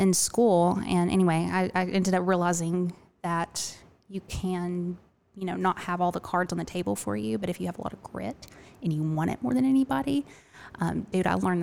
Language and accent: English; Little Rock, Arkansas, United States; now in Augusta, United States